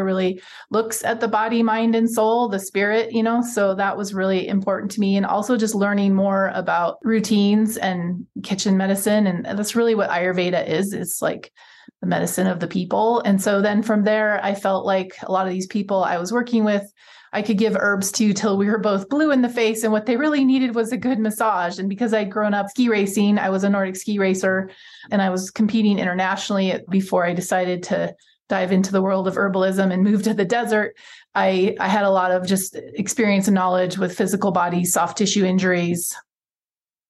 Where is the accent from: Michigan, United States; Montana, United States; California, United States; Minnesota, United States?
Montana, United States; moved away; also born or lived in Southwest United States; I grew up in the Montana wilderness